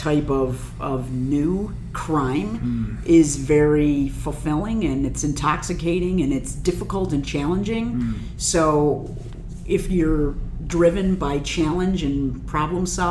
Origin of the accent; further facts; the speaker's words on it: Buffalo, New York, United States; So here I am in my hometown of Buffalo.